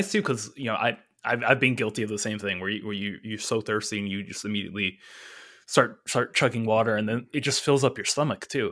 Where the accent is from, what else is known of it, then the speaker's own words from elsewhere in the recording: California, United States; I was born and raised here in California